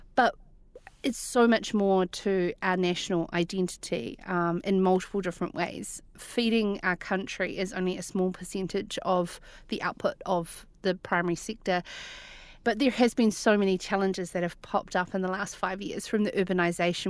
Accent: Cromwell, Otago, New Zealand; we grew up in Cromwell, in Wanaka's ex-neighbour

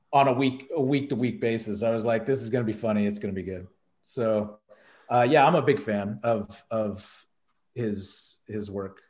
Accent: Texas, United States; being a kid growing up in Texas

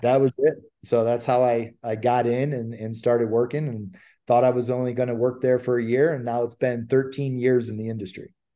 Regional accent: Ohio, United States; moved away as an adult; now in California, United States; I'm I'm originally from Ohio and moved out to California

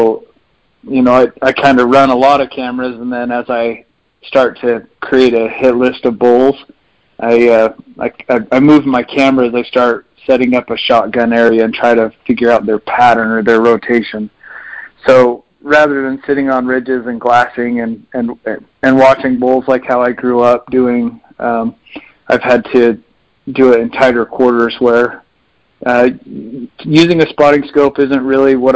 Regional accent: central Utah, United States; I grew up hunting here centrally in Utah

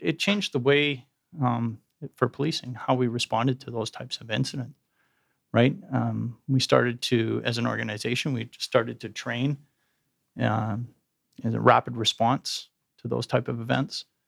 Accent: Edmonton, Alberta, Canada; I grew up in Edmonton, as you indicated, went to the U

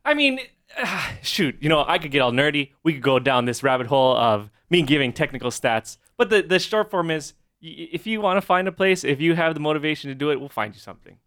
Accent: Honolulu, Hawaii, United States; now in Kailua, United States; grew up Manoa side

